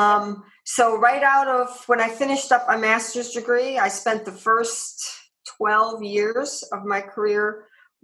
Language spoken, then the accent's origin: English; Cleveland, Ohio, United States; now in Arizona, United States; grew up outside of Cleveland